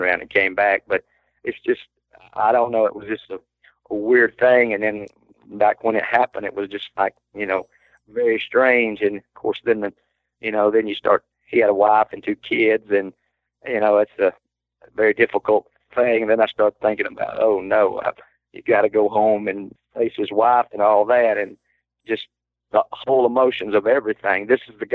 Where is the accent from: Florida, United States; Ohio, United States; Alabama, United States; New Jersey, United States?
Alabama, United States; I was from Alabama.